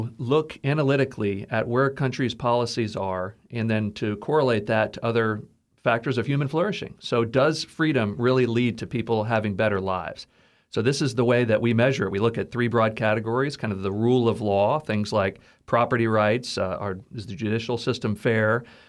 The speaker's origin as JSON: {"language": "English", "region": "Texas", "country": "United States", "tie": "born or raised there", "said": "And that was just really appealing to me as a kind of a patriotic American growing up in Texas."}